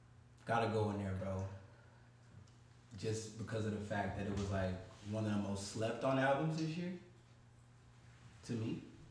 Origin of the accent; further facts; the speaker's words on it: Detroit, Michigan, United States; it's not just because I'm from Detroit